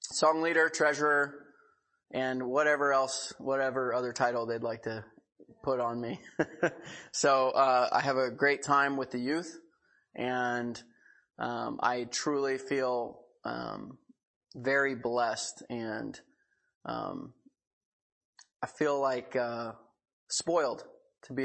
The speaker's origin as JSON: {"language": "English", "town": "Seattle", "region": "Washington", "country": "United States", "tie": "born or raised there", "also_born_or_lived": "Pensacola, Florida / Hillsboro", "said": "I'm from Seattle"}